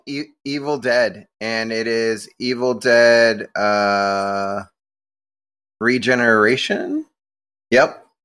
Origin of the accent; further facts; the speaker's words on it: California, United States; growing up in California